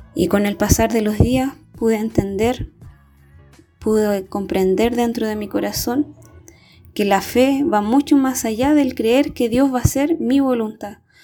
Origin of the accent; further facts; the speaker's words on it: Chile; soy de Chile